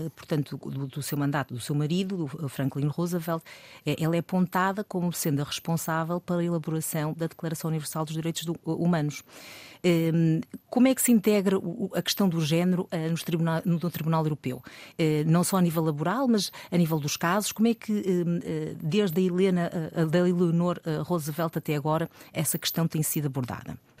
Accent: Madeira, Portugal; eu sou da Madeira

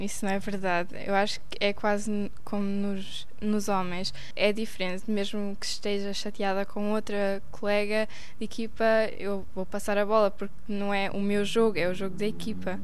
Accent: Wangen im Allgäu, Baden-Württemberg, Germany; sou de Wangen im e falo português desde pequena

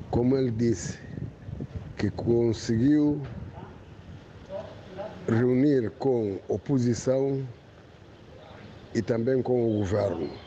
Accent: Guinea-Bissau; now in Portugal; nós, os guineenses

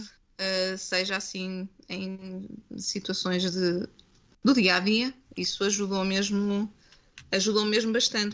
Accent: Coimbra, Centro, Portugal; moved away; eu nasci em Coimbra, nasci cresci em Coimbra

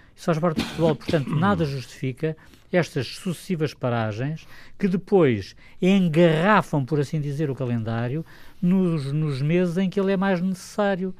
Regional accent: Portugal; como português

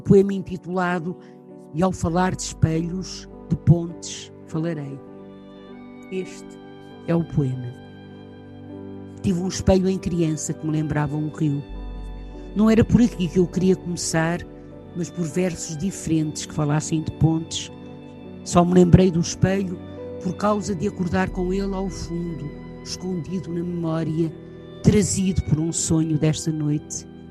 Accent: Leça da Palmeira, Norte, Portugal; also born or lived in Lisbon / Sintra; porque nasci poucos meses depois em Lisboa e vivi em Sintra, cidade que hoje é património mundial. Quando tinha nove anos, fui com os meus pais para o norte de Portugal, Lessa da Palmeira, perto de Matosinhos

